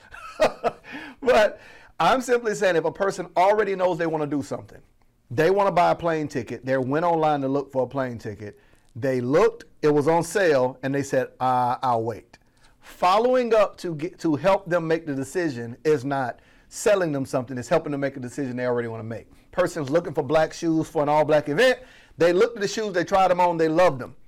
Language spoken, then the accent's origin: English; Florida, United States; I'm from Florida, that was my accent